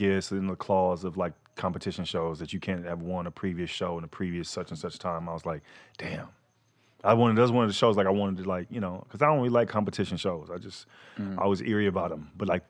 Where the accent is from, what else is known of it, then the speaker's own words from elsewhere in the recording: Fort Worth, Texas, United States; I'm from Fort Worth, Texas, man. I was waiting tables.